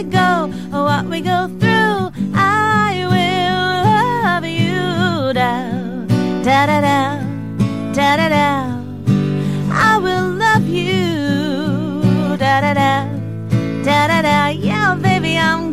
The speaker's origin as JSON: {"language": "English", "town": "Sydney", "region": "New South Wales", "country": "Australia", "tie": "born or raised there", "said": "I grew up in Sydney in Mascot"}